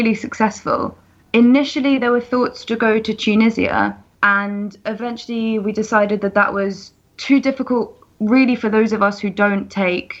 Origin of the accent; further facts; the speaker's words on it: Essex, East of England, United Kingdom; moved away as an adult; now in Marseille, France; I'm from Essex. I've been living in Marseille since last summer.